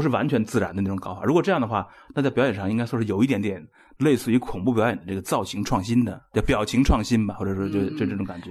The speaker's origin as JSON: {"language": "Chinese", "country": "China", "said": "我们中国人"}